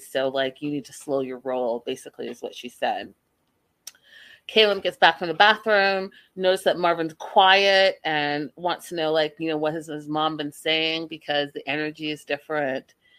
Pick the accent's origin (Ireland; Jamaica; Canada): Canada; I'm from Canada.